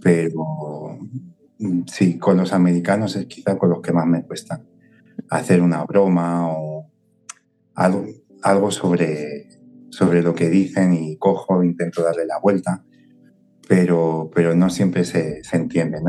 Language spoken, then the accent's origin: Spanish; Spain; yo soy español